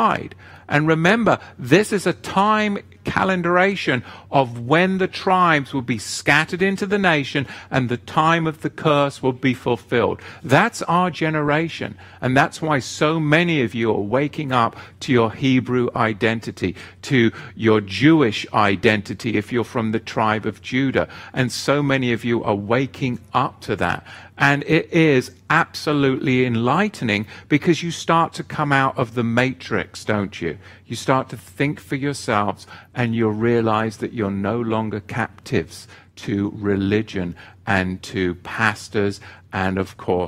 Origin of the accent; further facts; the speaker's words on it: England, United Kingdom; as an Englishman